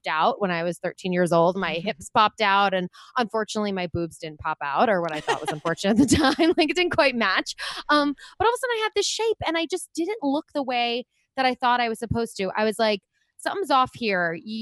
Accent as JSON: {"language": "English", "area": "Long Island", "region": "New York", "country": "United States", "tie": "born or raised there", "said": "I grew up on Long Island in New York"}